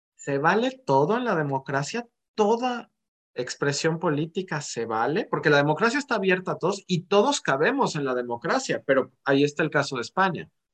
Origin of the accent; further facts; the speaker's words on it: Mexico; nosotros como mexicanos